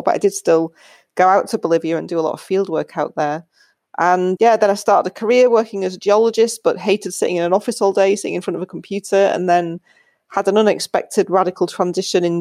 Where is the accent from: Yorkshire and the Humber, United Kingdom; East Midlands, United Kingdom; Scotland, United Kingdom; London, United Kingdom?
Yorkshire and the Humber, United Kingdom; also born or lived in United States; I grew up in Yorkshire in England.